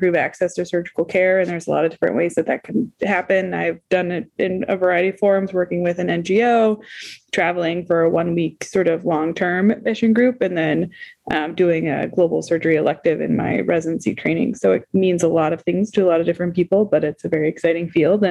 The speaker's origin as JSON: {"language": "English", "town": "Omaha", "region": "Nebraska", "country": "United States", "tie": "born or raised there", "also_born_or_lived": "Boston", "moved": "as an adult", "lives_now": "Wisconsin, United States", "said": "I was born and raised in Omaha, Nebraska"}